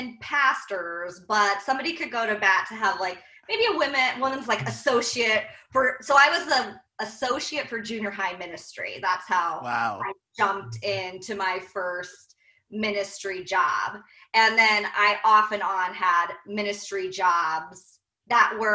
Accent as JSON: {"language": "English", "region": "Iowa", "country": "United States", "tie": "born or raised there", "said": "from the Midwest, we're from Iowa"}